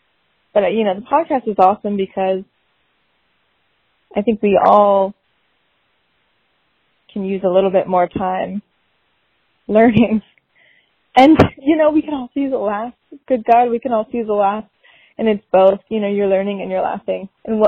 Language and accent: English; Orange County, California, United States; I'm from Orange County. I'm in Irvine right now